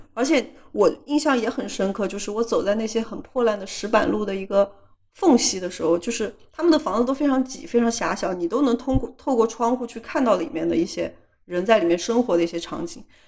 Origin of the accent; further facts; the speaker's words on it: China; 它很像我们老家的一些就是稍微村一点的地方，就是有一点像国内的三四线城市的那种小城市